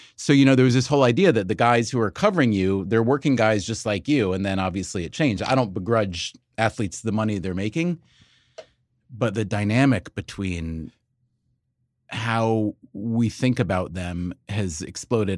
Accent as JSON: {"language": "English", "region": "New York", "country": "United States", "said": "we're from New York"}